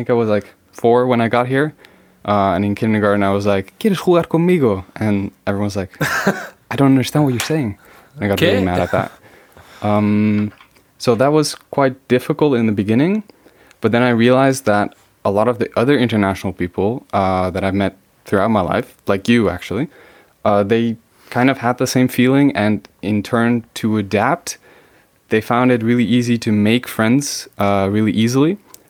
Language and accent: English; Netherlands; So I grew up in the Netherlands, but my family came half from Spain. So I always grew up as a kind of international kid in a Dutch environment